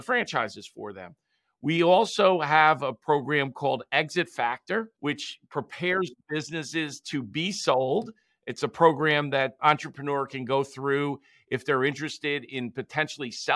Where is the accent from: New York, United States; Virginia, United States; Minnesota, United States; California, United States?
New York, United States; Long Island; in Farmingdale, Long Island, in New York, where I'm from